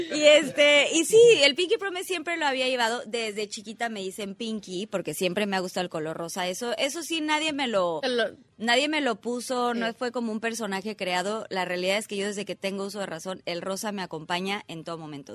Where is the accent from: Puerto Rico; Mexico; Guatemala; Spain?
Mexico; como mexicanos